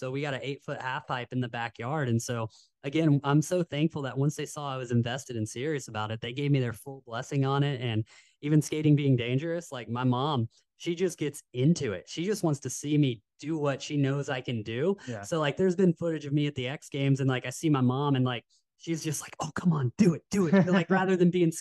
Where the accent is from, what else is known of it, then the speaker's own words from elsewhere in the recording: Knoxville, Tennessee, United States; now in Carlsbad, United States; we grew up in Knoxville, Tennessee, and action sports isn't as prevalent as it is here in Carlsbad